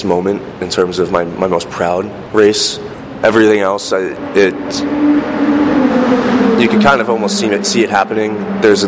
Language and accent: English; New York, United States; growing up in New York, it was pretty easy to go back and forth from my family up in Canada